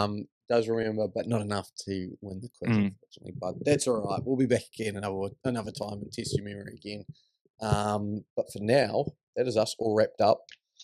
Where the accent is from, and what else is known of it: New Zealand; born or raised there